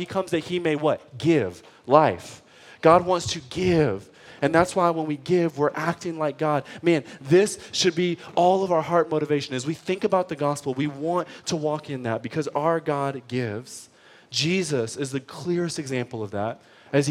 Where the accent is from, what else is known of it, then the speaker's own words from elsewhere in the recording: Detroit, Michigan, United States; I grew up in Detroit public school system